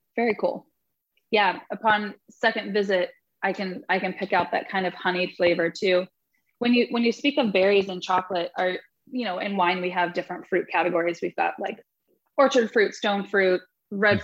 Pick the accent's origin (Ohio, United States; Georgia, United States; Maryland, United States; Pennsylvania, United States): Ohio, United States; Dayton; moved away as an adult; also born or lived in Texas; came back to Ohio to be a part of uh, Tender Mercy and Sueño and whatever else is is on the horizon from there. Coming back to Ohio was was an interesting decision. It's my hometown and Dayton specifically